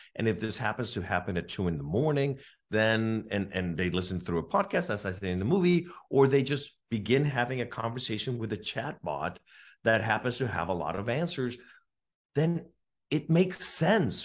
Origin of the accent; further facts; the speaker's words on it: California, United States; I'm from California